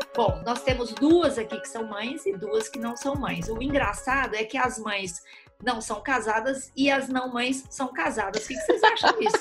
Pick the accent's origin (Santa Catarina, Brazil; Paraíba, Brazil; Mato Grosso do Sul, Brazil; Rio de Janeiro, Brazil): Mato Grosso do Sul, Brazil; also born or lived in Cidade Gaúcha, Paraná; now in São Paulo, Brazil; Nós somos irmãs, nascemos na mesma cidade, cidade gaúcha no Paraná, crescemos no Mato Grosso do Sul